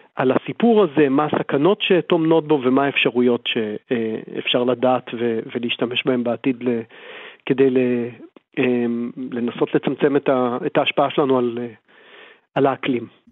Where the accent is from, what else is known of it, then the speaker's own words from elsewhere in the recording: Israel; אנחנו בתור ישראלים